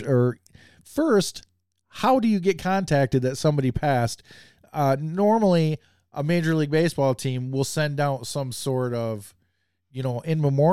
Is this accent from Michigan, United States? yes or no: yes; Michigan, United States; I'm from Michigan, big Tigers fan